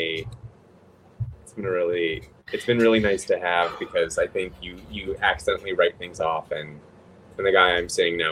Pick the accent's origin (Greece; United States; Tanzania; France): United States; Los Angeles, California; I'm from Los Angeles